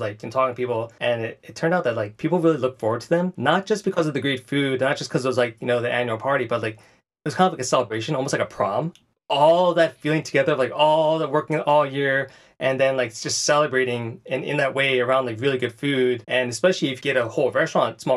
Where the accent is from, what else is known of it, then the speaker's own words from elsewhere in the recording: Philadelphia and Boston, East Coast, United States; I grew up in the East Coast from Philly and Boston